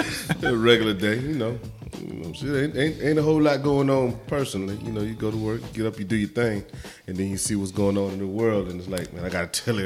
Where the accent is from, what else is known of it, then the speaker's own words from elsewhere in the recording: Augusta, Georgia, United States; I'm from Augusta, Georgia